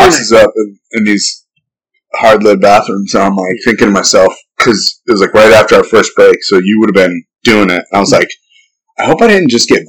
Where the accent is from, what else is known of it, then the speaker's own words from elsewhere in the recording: Santa Cruz, California, United States; also born or lived in New England; I was talking about Santa Cruz. Like I grew up there, but I'm from New England.